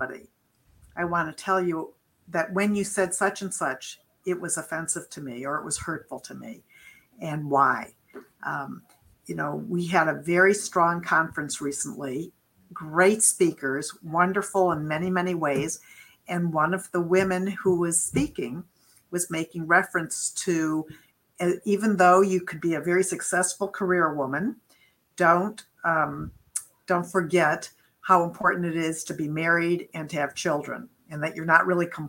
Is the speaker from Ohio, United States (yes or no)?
yes; Beachwood, Ohio, United States; moved away as an adult; also born or lived in Amherst, Massachusetts; I grew up in a little town, a suburb of Cleveland. It's called Beechwood, Ohio